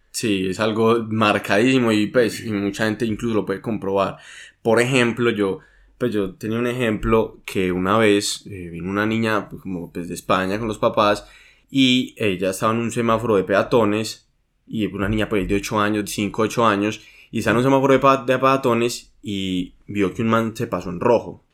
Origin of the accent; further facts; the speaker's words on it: Medellín, Antioquia, Colombia; nosotros somos de Medellín, Colombia